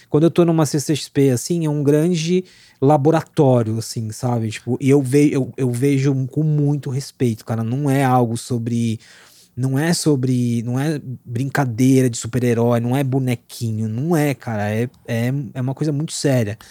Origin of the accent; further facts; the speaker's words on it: Osasco, São Paulo, Brazil; eu sou da periferia de Osasco, nasci, fui criado, continuo morando lá